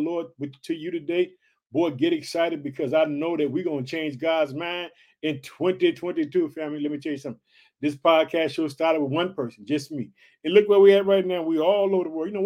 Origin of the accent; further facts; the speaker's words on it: Illinois, United States; also born or lived in Chicago; my home state, Illinois. I reside in the city of Chicago